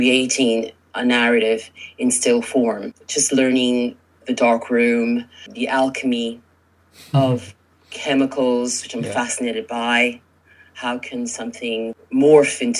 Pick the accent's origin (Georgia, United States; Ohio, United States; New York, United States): New York, United States; New York City; I'm from New York originally, born and raised in New York City. I'm the daughter of Cuban immigrants.